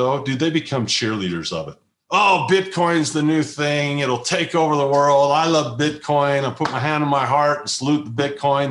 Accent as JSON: {"language": "English", "region": "Utah", "country": "United States", "tie": "born or raised there", "said": "my home state in Utah"}